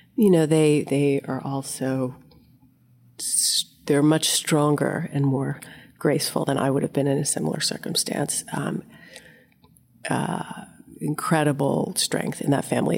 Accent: Delaware, United States; moved away; I'm from Delaware

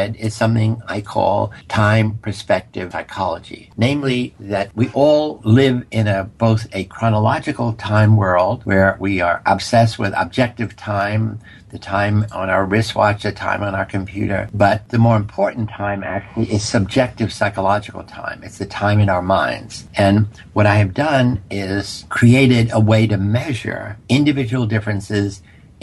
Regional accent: New York City, New York, United States; I grew up in poverty in the South Bronx

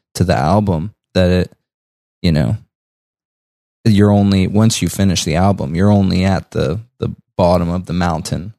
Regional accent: Butler, Pennsylvania, United States; moved away as an adult; also born or lived in North Side, Pittsburgh; now in Pittsburgh, United States; we're originally from Butler, and we recently just moved to, like, north, like, actually just m, last month

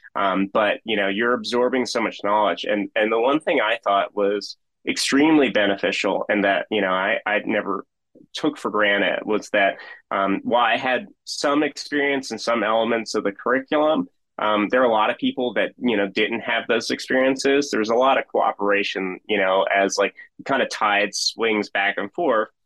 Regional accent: Philadelphia, Pennsylvania, United States; moved away as an adult; now in West Virginia, United States; I grew up in Philadelphia, um, and spent the first thirty years of my life there.

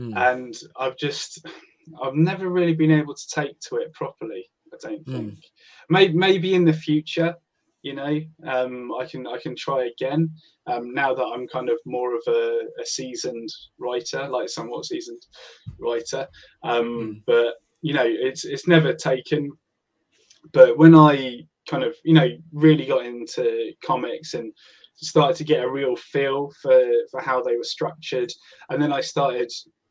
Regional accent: Hampshire, South East England, United Kingdom; I'm from Hampshire.

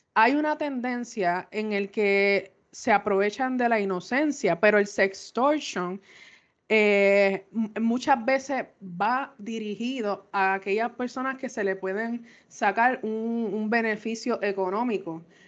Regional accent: Puerto Rico; como buen puertorriqueño

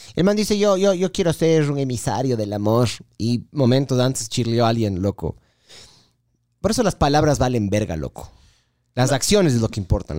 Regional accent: Ecuador; lo mal hinchas que somos los ecuatorianos

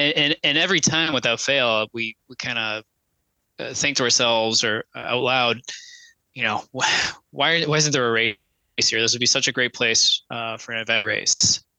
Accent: West Virginia, United States; born there; I was born in West Virginia, so I've always felt a kind of a connection to that state.

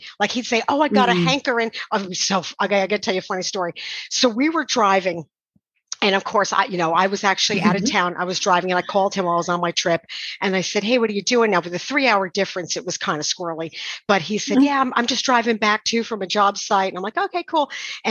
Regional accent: New York, United States; accent: New York; Him being from the south and me being from New York

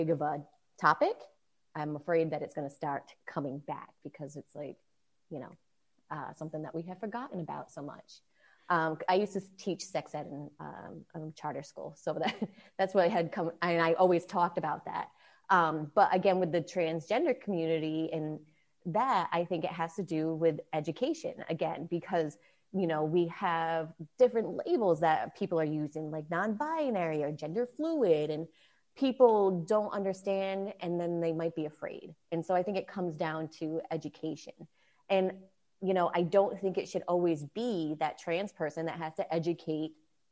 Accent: East Coast, United States; I was from the East Coast where it's very liberal

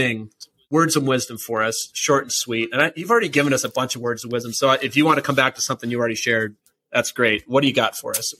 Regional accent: Minnesota, United States; now in Catskills, United States; I'm from Minnesota.

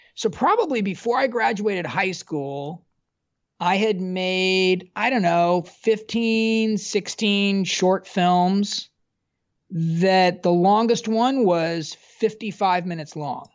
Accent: Southern California, United States; I was from Southern California

